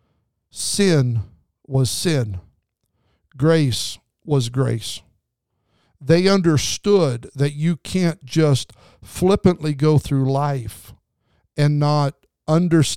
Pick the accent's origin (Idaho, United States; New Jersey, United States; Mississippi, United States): Idaho, United States; southern; now in Southern California, United States; We lived in southern Idaho, and in the wintertime, we got a lot of snow. That's why I live in Southern California.